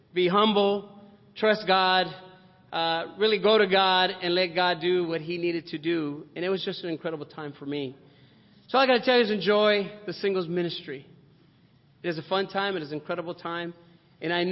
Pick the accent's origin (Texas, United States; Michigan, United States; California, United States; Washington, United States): California, United States; Compton; I grew up here. I was born in Compton. So, you know, I'm a local CPT boy